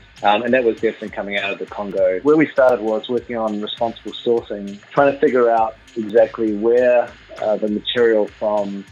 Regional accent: New Zealand; moved away as an adult; also born or lived in United Kingdom / Spain; I'm a New Zealander, so I'm back in New Zealand, but actually I've spent the last 20 or so years overseas, living in the UK and then in Spain.

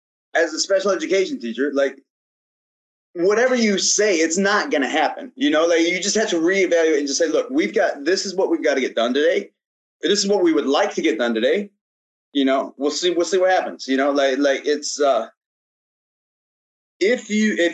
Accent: Gladwin, Michigan, United States; I'm from Michigan. All right, Michigan's kind of a backwoods type place, kind of an outdoorsy type place. And then I'm from a small town, like as small as you can get, kind of not as small. We got three stoplights. We got three stoplights in Gladwin, right? So like, we just played sports all the time. Like that's all you did as a kid.

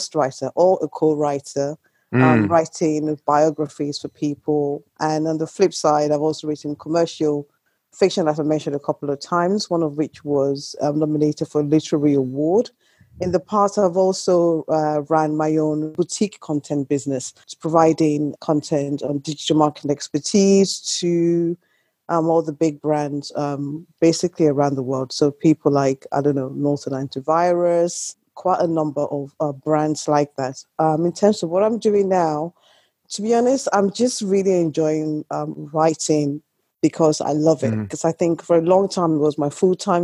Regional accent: Nigeria; now in United Kingdom; Born in Nigeria, I've been in this country for a very, very long time now

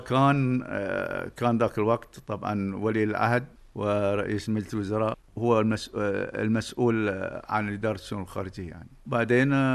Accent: Doha, Qatar; أنا ولدت في منطقة سوق وقف سنة 1949 تقريبا في البيت الكبير اللي ولد فيه والدي وجدي

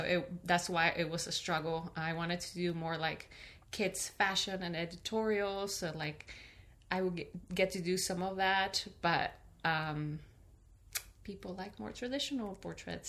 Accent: Peru; also born or lived in California; now in Michigan, United States; I am originally from Peru, uh-huh. and I moved to California. I lived there for ten years, and now I live in Michigan.

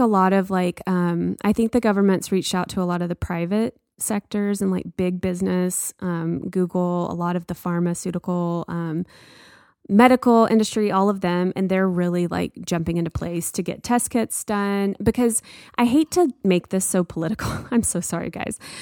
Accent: United States; this pride of being an American

